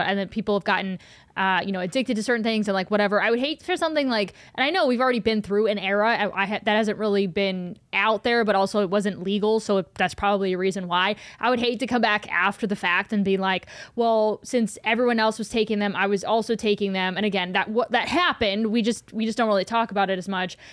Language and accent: English; Cleveland, Ohio, United States; moved away as an adult; I grew up in Cleveland, and I I haven't lived in Cleveland since I was 18